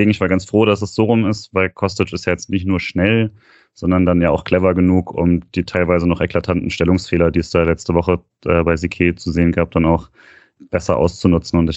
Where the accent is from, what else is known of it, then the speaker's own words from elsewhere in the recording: Freiburg, Baden-Württemberg, Germany; aber als Freiburger hätte ich mich auch sehr über die Szene direkt an der vor der Halbzeit geärgert